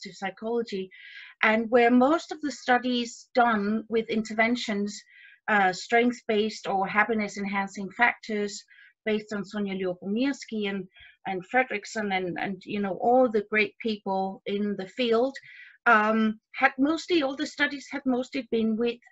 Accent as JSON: {"language": "English", "country": "Denmark", "said": "my background is I'm from Denmark. I live in Denmark."}